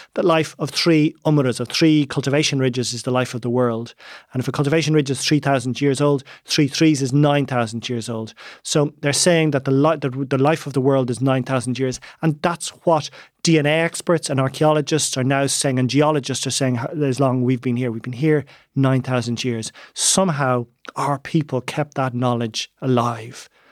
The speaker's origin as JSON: {"language": "English", "town": "Dublin", "region": "Leinster", "country": "Ireland", "tie": "born or raised there", "also_born_or_lived": "West Kerry", "said": "my childhood, I was brought up in Donnybrook, but I used to spend about a quarter of the year in West Kerry"}